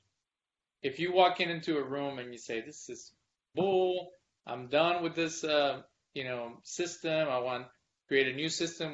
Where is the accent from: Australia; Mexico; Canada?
Mexico; now in Texas, United States; I was born in Mexico